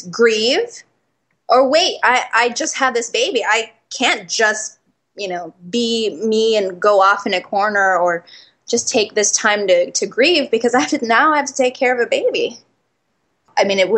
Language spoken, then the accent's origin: English; Philippines; now in Oakland, United States; I'm Filipino